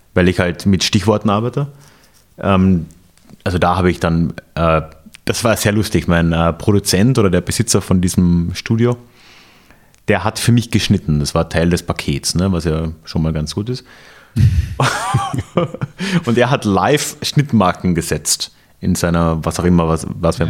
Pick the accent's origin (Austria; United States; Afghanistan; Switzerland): Austria; moved away as an adult; also born or lived in Bavaria; ich muss mich noch an meine Rolle als Österreicher in Österreich wieder gewöhnen. Ich war immer so, so, so, so überintegriert in, in, Bayern